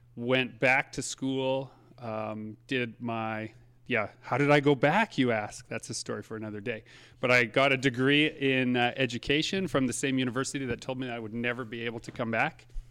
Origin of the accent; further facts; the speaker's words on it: Saint Germain, Manitoba, Canada; I grew up in Saint Germain, Manitoba, just outside of Winnipeg